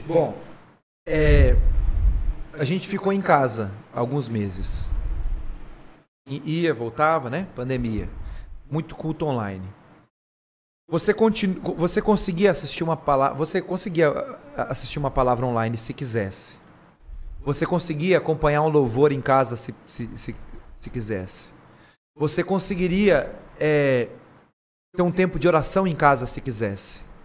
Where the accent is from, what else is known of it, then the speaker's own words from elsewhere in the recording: Garça, São Paulo, Brazil; also born or lived in Jaú; eu sou de Garça